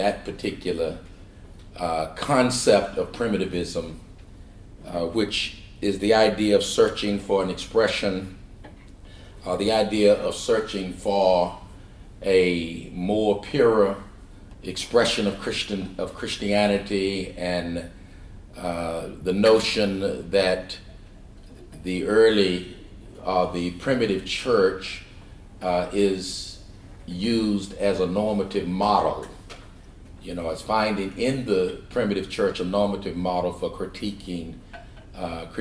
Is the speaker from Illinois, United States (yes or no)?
no; Shawnee, Oklahoma, United States; moved away; also born or lived in California; I'm from Oklahoma, a little place 38 miles southeast of Oklahoma City called Shawnee, raised in a small church there